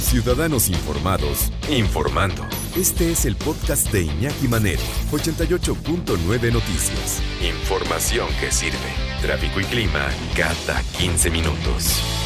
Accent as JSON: {"language": "Spanish", "country": "Mexico"}